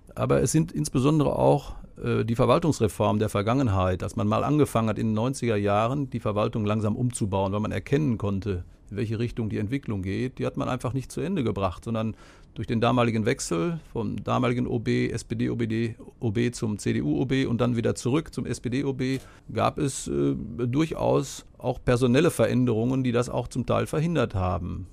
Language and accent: German; Hagen, North Rhine-Westphalia, Germany; Ich bin gebürtiger Hagener, in Haspe geboren, neunzehnhundertdreiundfünfzig